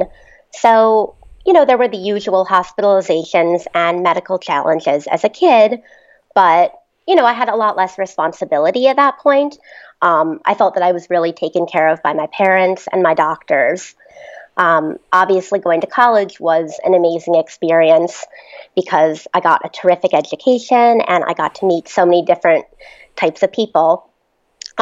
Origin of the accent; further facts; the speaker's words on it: Mendham, New Jersey, United States; I'm from Mendham, New Jersey.